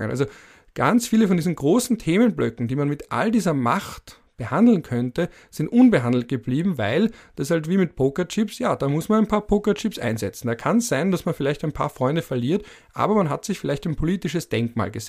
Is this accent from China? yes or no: no; Vienna, Austria; weil ich bin ja genauso wie der Kanzler ein Wiener Mitte 30. Und als Wiener Mitte 30 wächst du auf mit einer überdominanten SPÖ in der Stadt Wien